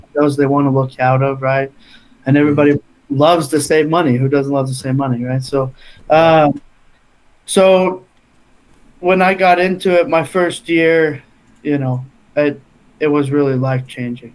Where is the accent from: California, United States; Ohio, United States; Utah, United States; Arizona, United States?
Utah, United States; we're from Utah, Salt Lake or Northern Utah is like door to door capital of the world